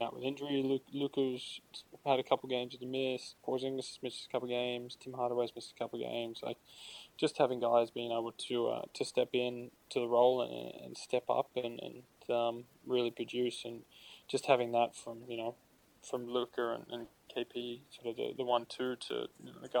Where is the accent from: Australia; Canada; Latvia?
Australia; now in United States